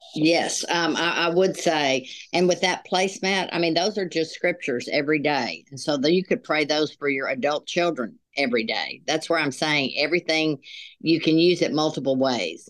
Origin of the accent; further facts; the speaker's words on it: Dallas, Texas, United States; moved away as an adult; now in Little Rock, United States; we both grew up in Dallas, Texas